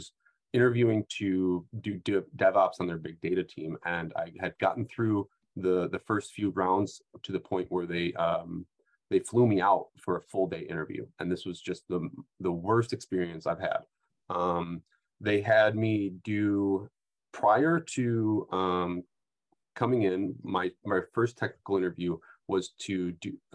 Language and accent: English; Midwest, United States; I'm a Midwesterner